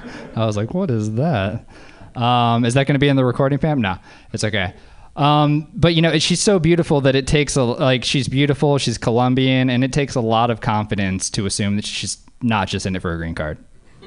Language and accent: English; Louisiana, United States; now in Oakland, United States; I live in Oakland, but I grew up in Louisiana.